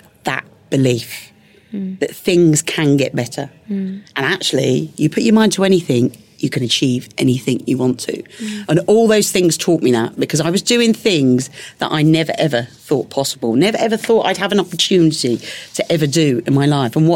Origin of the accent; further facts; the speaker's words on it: London, United Kingdom; moved away as an adult; now in Hertfordshire, United Kingdom; my hometown of London after leaving on such a negative. I live in Hertfordshire now.